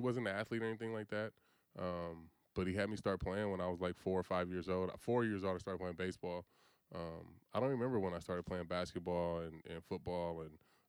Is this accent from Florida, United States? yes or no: no; Vallejo, California, United States; So I grew up in the Crest.